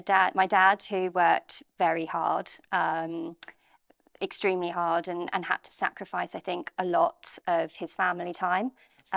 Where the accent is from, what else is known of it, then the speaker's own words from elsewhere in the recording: Bromley, London, United Kingdom; I grew up in Bromley, just outside of London.